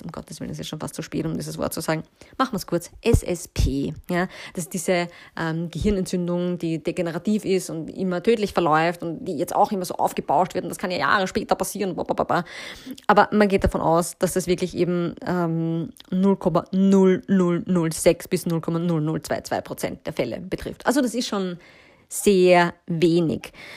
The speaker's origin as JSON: {"language": "German", "country": "Austria", "said": "bei uns in Österreich"}